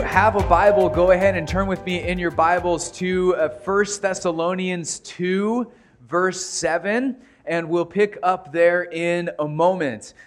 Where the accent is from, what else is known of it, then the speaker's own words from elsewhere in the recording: United States; American Christians